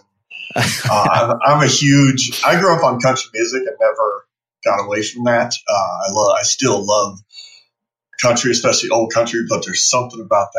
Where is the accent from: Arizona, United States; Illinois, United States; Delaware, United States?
Arizona, United States; Phoenix; I live in Phoenix. I was born and raised here in the Valley.